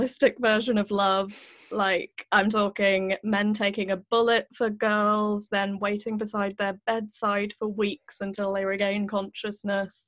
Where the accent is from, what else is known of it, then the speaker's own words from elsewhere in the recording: United Kingdom; moved away as an adult; I am a Brit